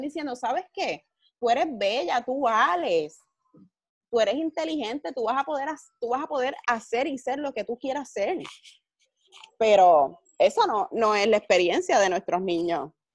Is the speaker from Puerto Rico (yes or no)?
yes; Carolina, Puerto Rico; yo me crié en Carolina. Toda mi vida vivo en Carolina